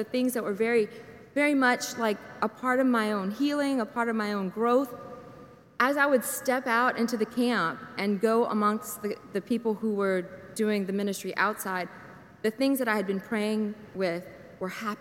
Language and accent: English; St. Martinville, Louisiana, United States; moved away as an adult; also born or lived in Lafayette, Louisiana / Alpine, Texas; now in Ponchatoula, United States; I'm originally from St. Martinville, but then I've been in St. Joseph's since 2005.